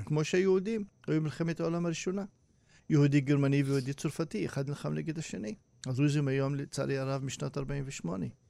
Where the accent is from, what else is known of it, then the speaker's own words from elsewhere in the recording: Hurfeish, Northern District, Israel; מכפר חורפיש, שאני גר ונולדתי שם